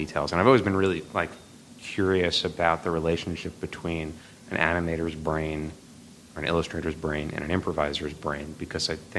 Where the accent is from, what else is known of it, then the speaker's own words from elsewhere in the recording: New York City, New York, United States; We're both from Staten Island.